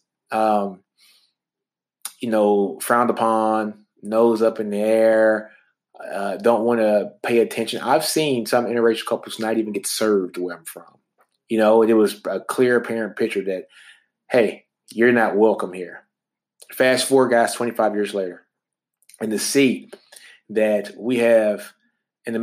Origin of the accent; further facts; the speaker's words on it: Shreveport, Louisiana, United States; me growing up in Shreveport, Louisiana